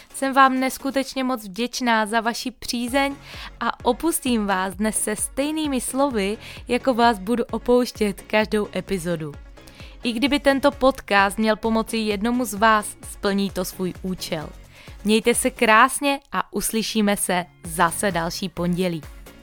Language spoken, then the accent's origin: Czech; Moravia, Czechia; pocházím z Moravy